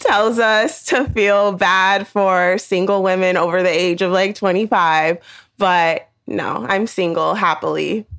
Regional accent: the Bay Area, California, United States; I'm thirty-three and I'm from California, the Bay Area to be specific.

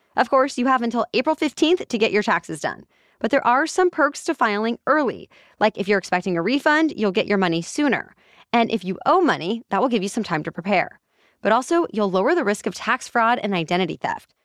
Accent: Kansas City, United States; my hometown team, the Kansas City Chiefs

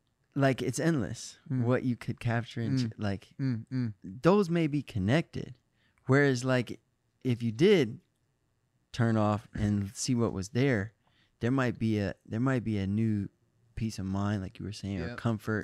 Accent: Michigan, United States; Midwest. I'm from Michigan. I love Ohio.

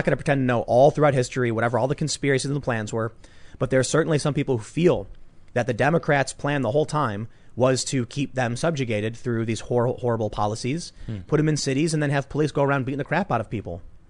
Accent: Chicago, Illinois, United States; that's what it was like for me growing up on the South Side of Chicago.

